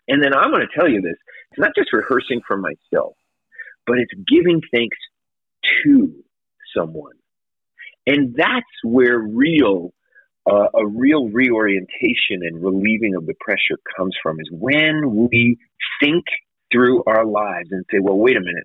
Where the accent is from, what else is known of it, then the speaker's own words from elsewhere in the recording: Canada; now in United States; I'm from Canada